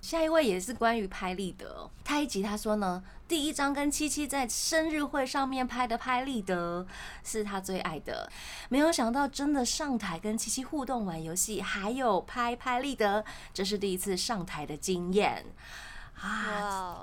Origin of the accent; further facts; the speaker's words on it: Tainan, Taiwan; 因为我是台南人啊